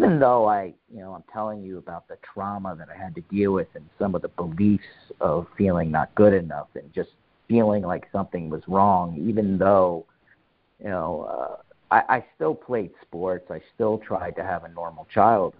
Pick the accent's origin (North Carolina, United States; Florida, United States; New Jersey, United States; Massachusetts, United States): New Jersey, United States; North Brunswick; I grew up in North Brunswick, New Jersey.